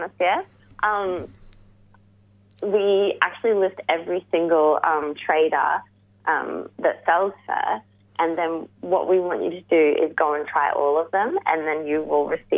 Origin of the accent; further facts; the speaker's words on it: Melbourne, Victoria, Australia; we're all from the West